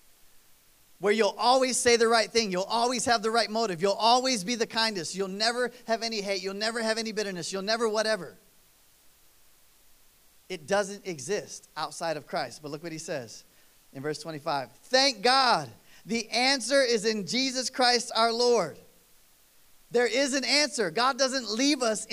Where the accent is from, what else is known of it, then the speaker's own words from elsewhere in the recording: East Coast, United States; I grew up on East Coast time